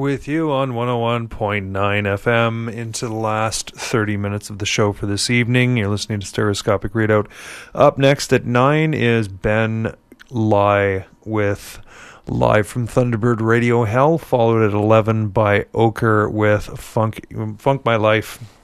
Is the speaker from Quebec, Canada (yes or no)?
yes; Montreal, Quebec, Canada; I grew up in the West Island of Montreal